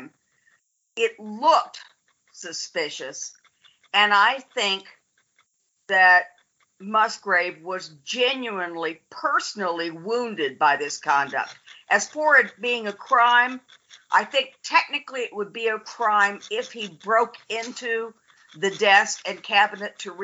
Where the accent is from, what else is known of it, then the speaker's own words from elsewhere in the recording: United States; being American